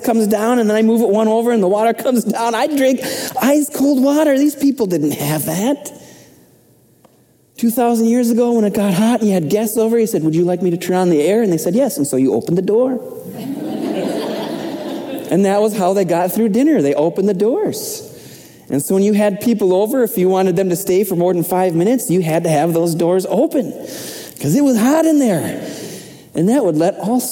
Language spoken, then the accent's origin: English; Minnesota, United States; moved away as an adult; I'm from Minnesota